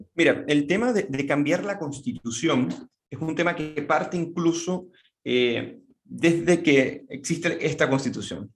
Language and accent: Spanish; Caracas, Capital District, Venezuela; moved away as an adult; now in Santiago, Chile; soy oriundo de Caracas, Venezuela, y vivo en Santiago de Chile desde hace un poco más de siete años.